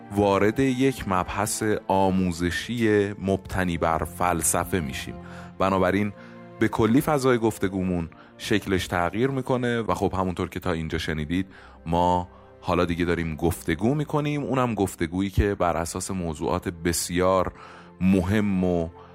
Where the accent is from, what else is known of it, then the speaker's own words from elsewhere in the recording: Iran; من متولد ایرانم نمیتونم ملیتم رو تغییر بدم حتی اگر پاسپورت کشور دیگری رو بگیرم من باز هم ایرانیم